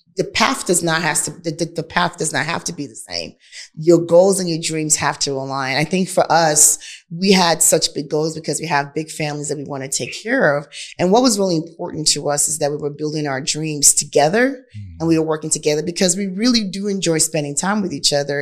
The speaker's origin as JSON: {"language": "English", "country": "Nigeria", "accent": "Nigerian", "moved": "yes", "lives_now": "Houston, United States", "said": "My Nigerian accent"}